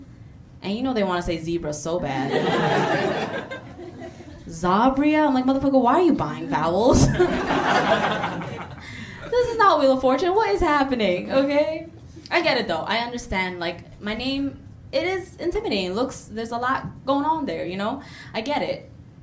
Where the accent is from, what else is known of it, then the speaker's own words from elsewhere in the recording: Bangladesh; My family is from a country called Bangladesh. Yeah, yeah. Clap it up for Bangladesh. Yeah. I'm from Bangladesh.